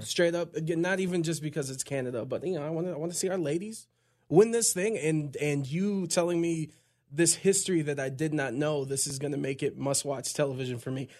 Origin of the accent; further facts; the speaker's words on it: Cleveland, Ohio, United States; born and raised in Cleveland